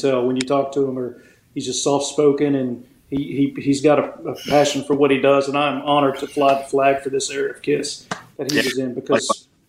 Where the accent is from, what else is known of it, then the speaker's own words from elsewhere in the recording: Kentucky, United States; I'm from Kentucky